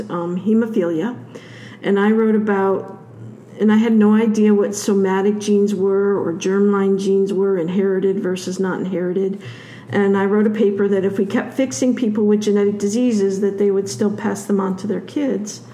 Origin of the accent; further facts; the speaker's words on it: Michigan, United States; I grew up in Michigan